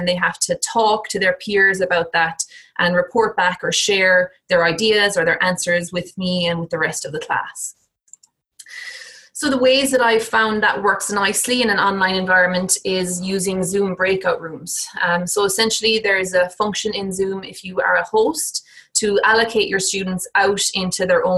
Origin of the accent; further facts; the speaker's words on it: Ireland; moved away as an adult; also born or lived in United Kingdom; now in United States; So I'm Irish, I did my PhD and did my teaching assistant kind of teaching development work in Ireland.